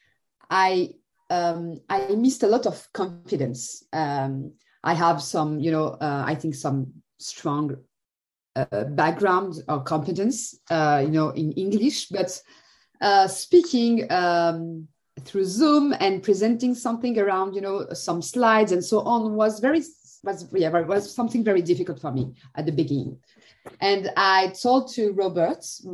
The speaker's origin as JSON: {"language": "English", "country": "Algeria", "second_language": "English", "moved": "yes", "lives_now": "France", "said": "I speak Arabic because I'm not, my parents are Arabic, I'm coming from Algeria"}